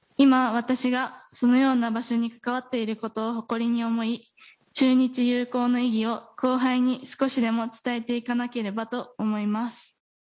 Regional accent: Gifu, Japan; moved away as an adult; now in Aichi, Japan; 岐阜の富田高校出身

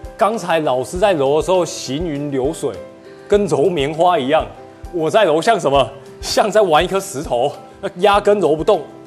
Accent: Taiwan; now in Guangzhou, China; 我是来自广州的台湾青年

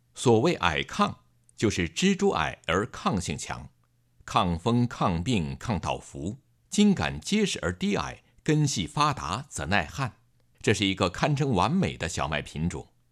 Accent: Henan, China; 我的老家在河南，黄河岸边有良田，麦浪滚滚，麦香悠悠

